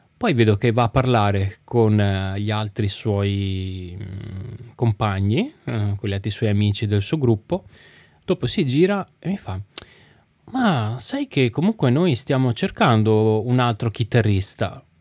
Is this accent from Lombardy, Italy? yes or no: no; Venice, Veneto, Italy; festival che si tiene dalle mie parti